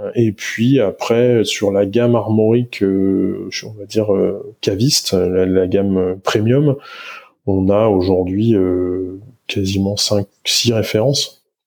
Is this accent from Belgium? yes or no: no; Niort, Nouvelle-Aquitaine, France; moved away; also born or lived in Nantes / Brittany; J'ai grandi du côté de, de Niort